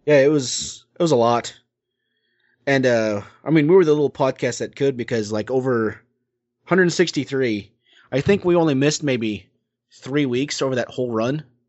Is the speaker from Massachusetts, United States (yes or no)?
no; Oklahoma, United States; my hometown in Oklahoma